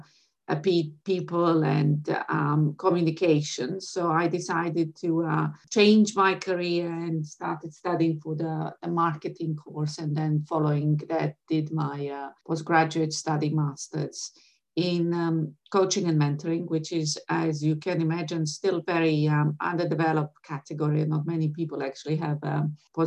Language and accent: English; Sarajevo, Federation of Bosnia and Herzegovina, Bosnia & Herzegovina; moved away as an adult; now in London, United Kingdom; I was born in Sarajevo. I have been educated for the first half of my life in Sarajevo.